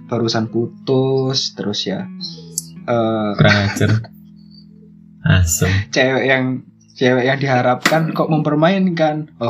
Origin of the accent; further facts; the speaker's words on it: Krian, East Java, Indonesia; nah sedangkan kita dari Krian Krian sidoarjo ya sekitaran situlah kita anak-anak pinggir kota ya